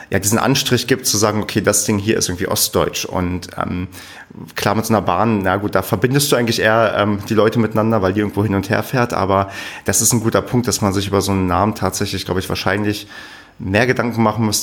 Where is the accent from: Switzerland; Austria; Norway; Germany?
Germany; Brandenburg; aber ich selbst bin ja ursprünglich aus Brandenburg